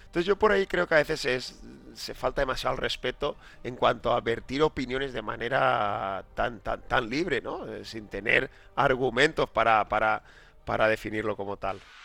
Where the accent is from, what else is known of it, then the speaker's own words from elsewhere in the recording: La Pobla Llarga, Valencian Community, Spain; una persona de, la Pobla Llarga, un pueblo pequeñito, con la costumbre de jugar todos los días, todas las tardes después del colegio en, la, misma calle